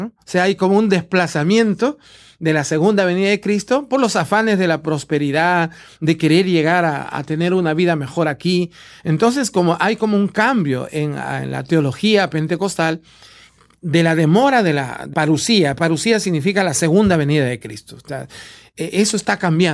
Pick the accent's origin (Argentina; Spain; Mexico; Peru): Peru; en Perú, de donde yo vengo